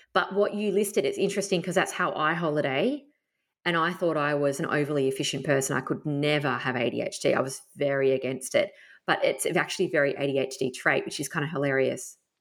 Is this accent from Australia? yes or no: yes; Tasmania, Australia; moved away; I grew up camping in Tassie